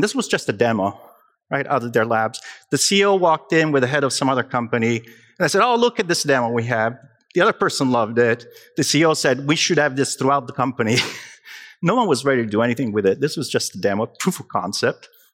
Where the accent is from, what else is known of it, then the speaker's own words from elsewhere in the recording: Naples, Campania, Italy; moved away; io sono italiano, vengo da Napoli.